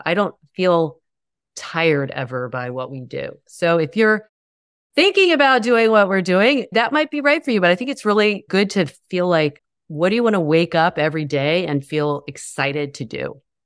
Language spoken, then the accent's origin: English; the South, United States; I grew up in the South